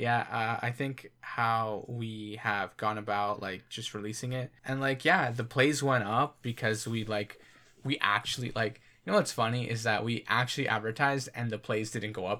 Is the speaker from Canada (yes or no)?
yes; Canada; we're Canadian.